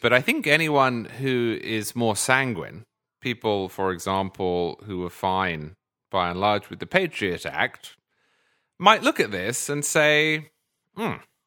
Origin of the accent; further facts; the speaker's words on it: United Kingdom; moved away; as a Brit, originally